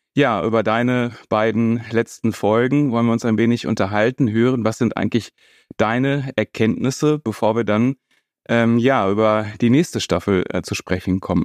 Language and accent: German; Paderborn, North Rhine-Westphalia, Germany; bin dann äh, in meiner Heimat in Paderborn äh, ins Priesterseminar dann eingetreten